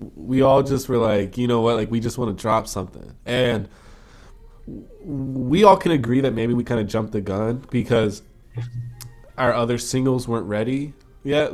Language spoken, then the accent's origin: English; United States; now in Toronto, Canada; I'm an American citizen